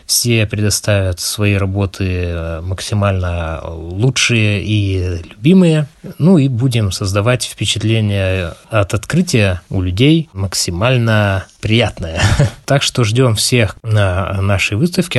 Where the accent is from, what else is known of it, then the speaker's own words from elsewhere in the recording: Khabarovsk, Khabarovsk Krai, Russia; я хабаровчанин